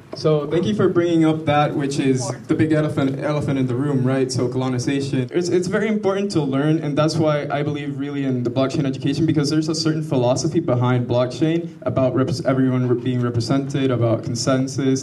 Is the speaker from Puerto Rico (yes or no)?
yes; Puerto Rico; yo, puertorriqueño.